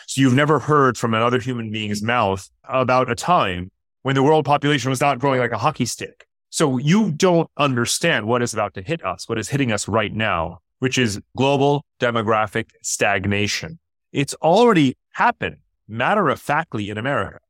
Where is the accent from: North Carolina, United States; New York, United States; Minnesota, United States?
New York, United States; Westchester County; now in Singapore; I grew up in New York outside of Manhattan and Westchester County